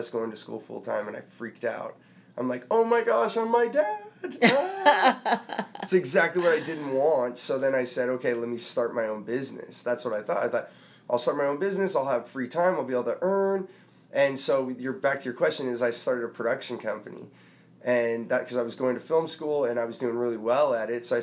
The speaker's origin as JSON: {"language": "English", "town": "San Jose", "region": "California", "country": "United States", "tie": "born or raised there", "said": "we grew up in San Jose"}